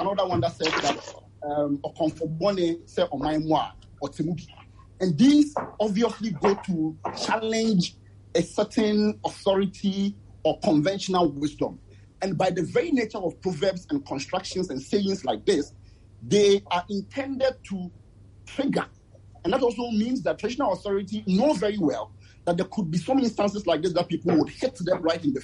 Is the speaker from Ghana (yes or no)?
yes; Ghana; I am from Kwabe, that's where I was born